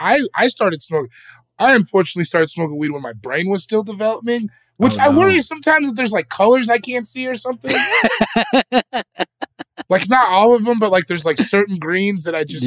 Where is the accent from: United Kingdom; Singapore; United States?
United States; West Coast; I'm from the West, man.